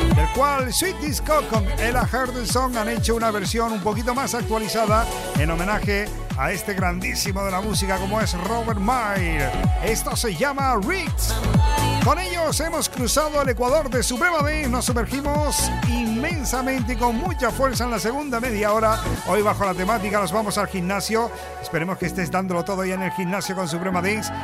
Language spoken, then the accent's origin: Spanish; Canary Islands, Spain; Yo como soy canario